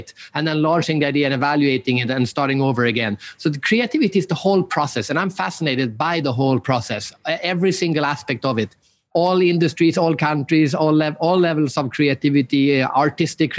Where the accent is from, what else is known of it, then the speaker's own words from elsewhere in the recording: Sweden; I'm from Sweden